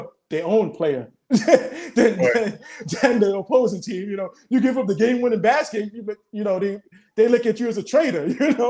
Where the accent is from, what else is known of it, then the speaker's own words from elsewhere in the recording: New York City, New York, United States; growing up in Brooklyn